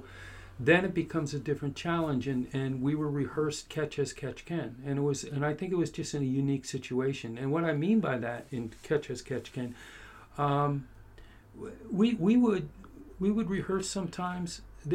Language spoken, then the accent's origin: English; Philadelphia, Pennsylvania, United States; moved away as an adult; also born or lived in Boston / New York / Los Angeles; I grew up in Philadelphia. Went to school in Boston